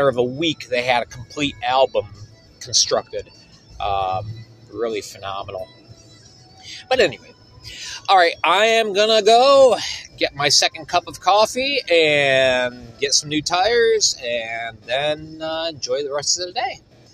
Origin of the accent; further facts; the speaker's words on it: Binghamton, New York, United States; now in northeastern Pennsylvania, United States; my hometown of Binghamton, New York